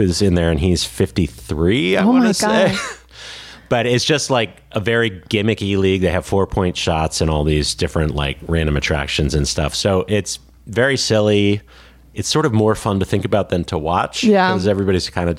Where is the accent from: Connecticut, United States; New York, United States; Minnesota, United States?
Connecticut, United States; the Connecticut Sun, the one pro team from my home state